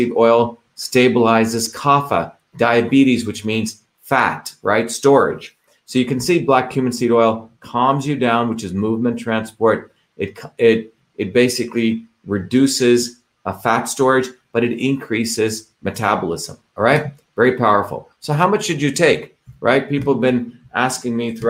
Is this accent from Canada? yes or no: no; India; moved away; when I grew up in India